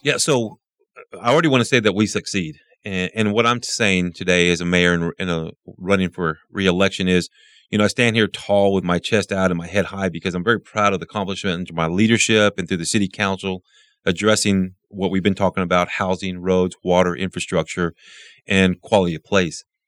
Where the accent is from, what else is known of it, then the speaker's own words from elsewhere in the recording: Midland, Texas, United States; I was born and raised here in Midland